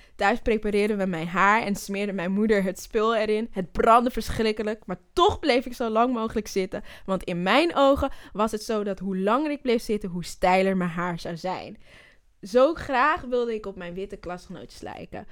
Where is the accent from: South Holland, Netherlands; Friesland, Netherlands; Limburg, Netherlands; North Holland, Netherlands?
North Holland, Netherlands; Zwanenburg; born or raised there; also born or lived in Amsterdam (Bijlmer)